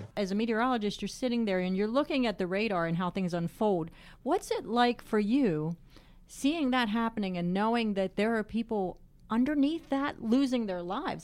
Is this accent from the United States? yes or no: yes; Pennsylvania, United States; growing up in Pennsylvania like I did